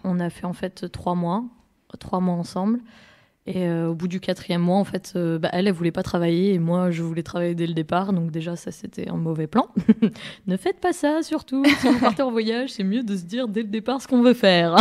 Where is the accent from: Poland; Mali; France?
France; je suis née dans les Pyrénées, euh, donc euh, au sud-sud de la France, vraiment à la frontière de l'Espagne